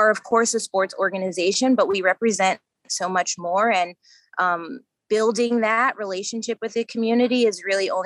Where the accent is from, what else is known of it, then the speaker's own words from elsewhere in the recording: Long Island, New York, United States; growing up on Long Island